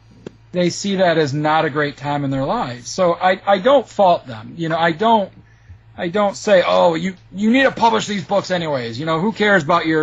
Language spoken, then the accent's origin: English; Michigan, United States; I'm from Michigan